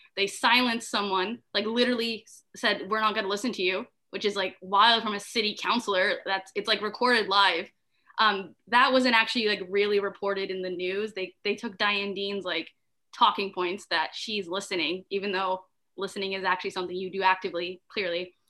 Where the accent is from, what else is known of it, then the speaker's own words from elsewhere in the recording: Ottawa, Ontario, Canada; I'm from Ottawa. I go to the University of Ottawa